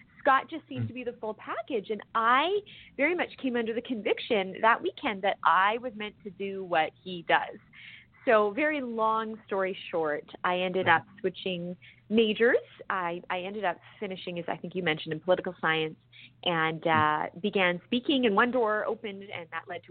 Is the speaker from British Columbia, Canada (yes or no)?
yes; British Columbia, Canada; being a Canadian, to the premier of my province, British Columbia, where I grew up